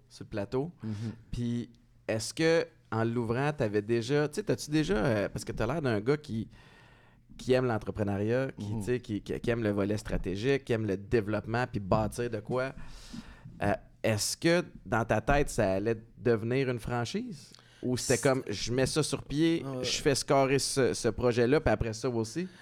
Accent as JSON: {"language": "French", "town": "Montreal", "region": "Quebec", "country": "Canada", "tie": "born or raised there", "said": "Moi, j'ai grandi à Antique, Montréal-Nord."}